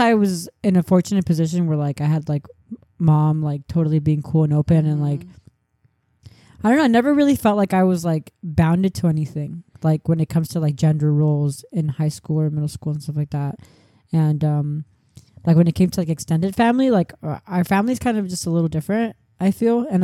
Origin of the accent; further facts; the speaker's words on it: Orange County, California, United States; moved away as an adult; also born or lived in Los Angeles; growing up in Orange County